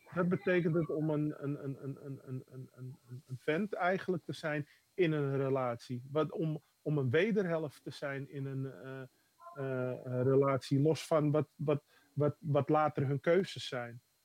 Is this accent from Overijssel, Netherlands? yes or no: no; Amsterdam, North Holland, Netherlands; Dat is Amsterdam-Oost, waar ik ben geboren.